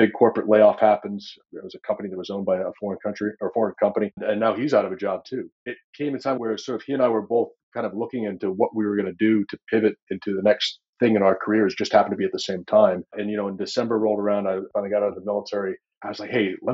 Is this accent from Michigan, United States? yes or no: no; Vermont, United States; I grew up in the woods of Vermont